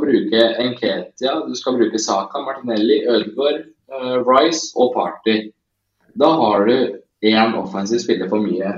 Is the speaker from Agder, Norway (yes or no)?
no; Tjøme, Vestfold, Norway; der jeg kommer fra på Tjøme